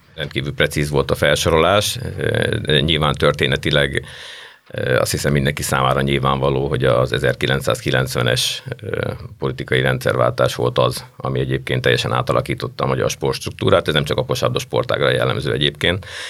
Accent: Hungary; én magam is két vidéki ember

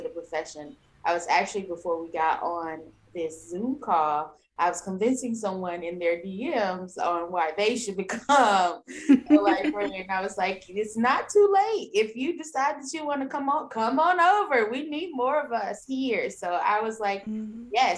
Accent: East St. Louis, Illinois, United States; moved away; I'm from East St. Louis, Illinois, and back in my hometown

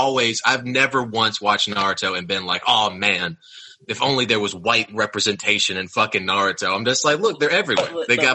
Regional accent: Austria; I'm an import from fucking Austria.

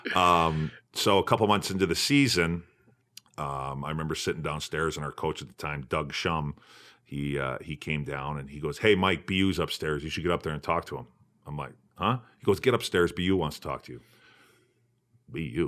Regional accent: Fort Saskatchewan, Alberta, Canada; I grew up in Fort Saskatchewan, uh, fifteen minutes northeast of Edmonton

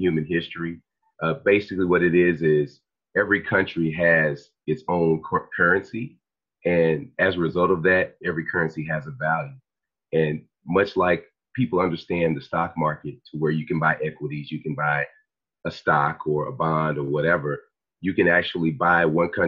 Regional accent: Dallas, Texas, United States; I'm from Dallas, Texas

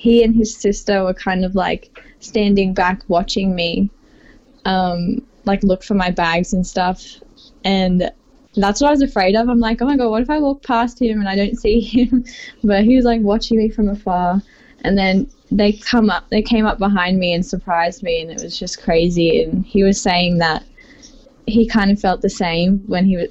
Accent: Sydney, New South Wales, Australia; I'm from Sydney, Australia.

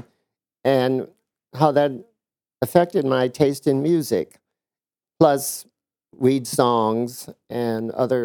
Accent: Indiana, United States; moved away; We're from Indiana, a small town

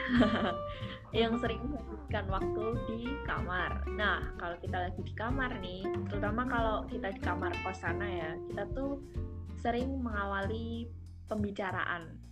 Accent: Yogyakarta, Special Region of Yogyakarta, Indonesia; moved away as an adult; now in Semarang, Indonesia; Aku berasal dari kota Gudeg atau kota belajar yaitu Jogja

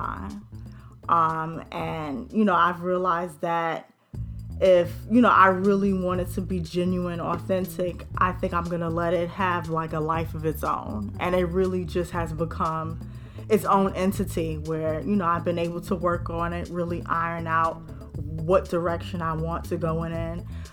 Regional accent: New York City, New York, United States; I'm from the Bronx, born and raised

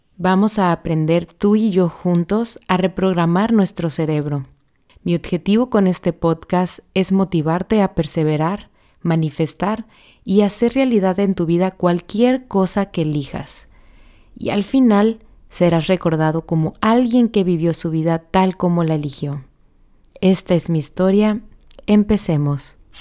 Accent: Mexico; soy mexicana

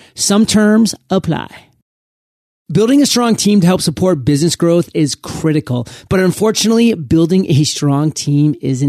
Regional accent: Maine, United States; myself, I come from Maine. I wasn't necessarily exposed to the world. I didn't have a ton of diversity in my life

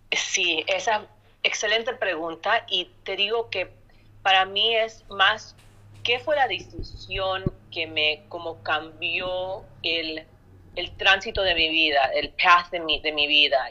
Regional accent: Chicago, Illinois, United States; nací en Chicago, Illinois

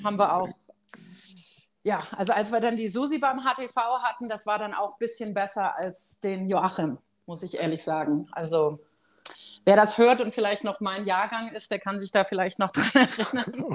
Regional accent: Germany; moved away; für uns als Deutsche

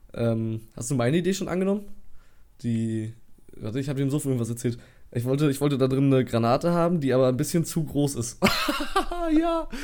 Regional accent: Waren, Mecklenburg-Vorpommern, Germany; wir kommen aus Waren, Müritz

